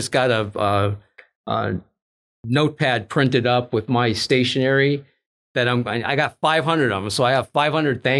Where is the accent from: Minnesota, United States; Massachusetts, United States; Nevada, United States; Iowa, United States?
Minnesota, United States; Minneapolis; moved away as an adult; also born or lived in Texas; I grew up in Minnesota